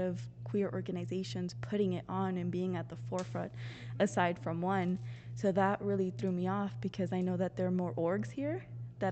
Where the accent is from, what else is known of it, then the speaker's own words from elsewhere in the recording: Pomona, California, United States; also born or lived in La Puente, California; growing up in Pomona and in La Puente